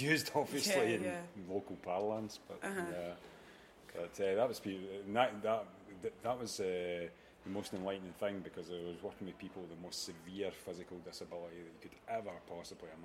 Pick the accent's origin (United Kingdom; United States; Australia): United Kingdom; Beith, Scotland; I come from Beath in Ayrshire